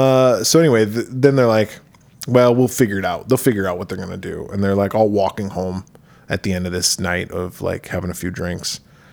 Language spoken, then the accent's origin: English; United States; as an American